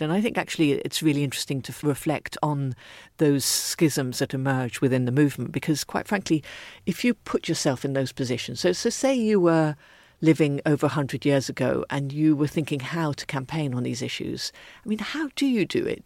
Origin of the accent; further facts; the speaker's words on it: Ethiopia; moved away; I was brought up in Ethiopia